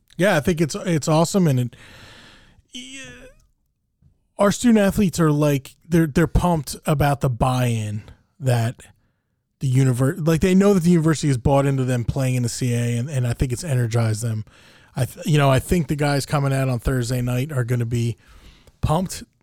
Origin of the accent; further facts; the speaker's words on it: New Jersey, United States; growing up in Jersey